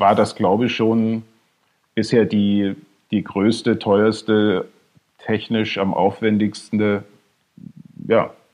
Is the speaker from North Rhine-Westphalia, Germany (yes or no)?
no; Bad Schandau, Saxony, Germany; also born or lived in Dohna / Neustadt in Sachsen / Massachusetts; ich bin da in der Nähe aufgewachsen, in, in Bad Schandau und, in, und Neustadt